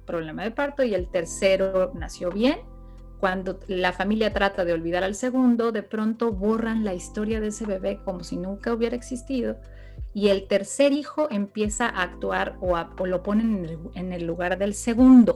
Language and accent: Spanish; Mexico; en nuestra historia como mexicanos